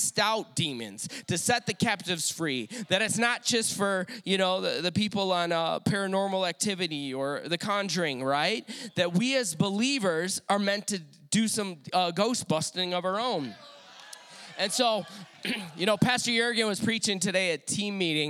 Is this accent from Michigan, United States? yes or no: yes; Detroit, Michigan, United States; moved away; I am from Detroit originally.